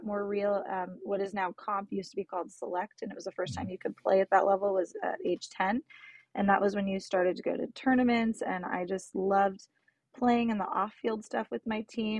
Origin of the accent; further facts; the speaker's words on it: San Jose, California, United States; I grew up in San Jose, California, born and raised